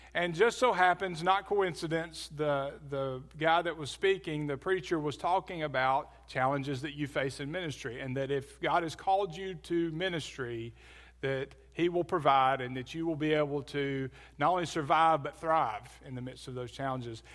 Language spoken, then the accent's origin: English; Birmingham, Alabama, United States; moved away as an adult; also born or lived in New Orleans; I grew up in Birmingham, Alabama.